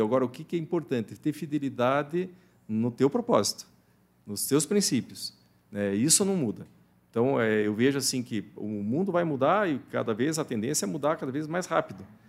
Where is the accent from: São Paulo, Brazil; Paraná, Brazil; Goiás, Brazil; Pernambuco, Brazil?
Paraná, Brazil; Curitiba; eu nasci em Curitiba, mas sempre estava no interior do Paraná, sim, na fazenda do, dos meus avós